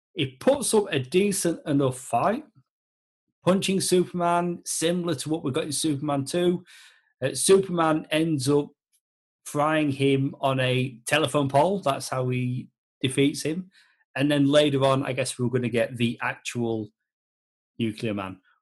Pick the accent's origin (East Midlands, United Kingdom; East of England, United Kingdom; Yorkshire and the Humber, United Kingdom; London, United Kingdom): Yorkshire and the Humber, United Kingdom; moved away; back home in the UK. So I'm from South Yorkshire